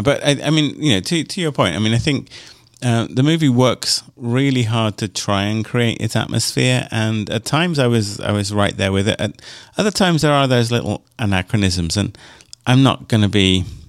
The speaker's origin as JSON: {"language": "English", "country": "United Kingdom", "tie": "born or raised there", "moved": "yes", "said": "growing up in Europe and only in, in the UK"}